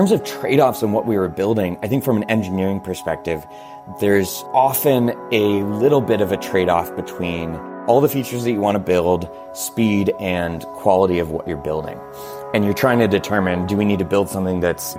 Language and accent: English; Portland, United States; growing up in Portland had a huge interest in local crafts